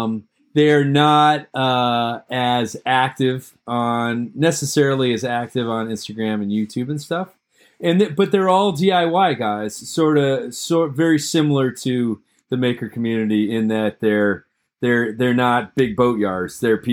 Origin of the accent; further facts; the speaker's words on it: Massachusetts, United States; I'm 51 years old. I grew up in Massachusetts.